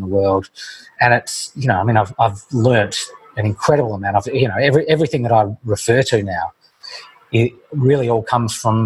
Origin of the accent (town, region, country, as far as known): Australia; born or raised there